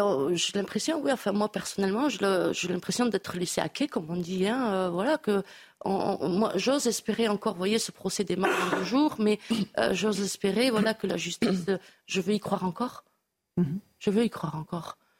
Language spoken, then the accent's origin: French; Bayonne, Nouvelle-Aquitaine, France; chez nous à Bayonne